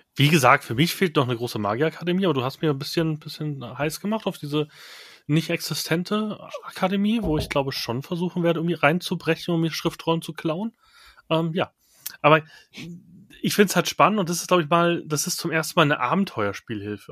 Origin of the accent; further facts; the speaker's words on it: Bavaria, Germany; ich bin Bayer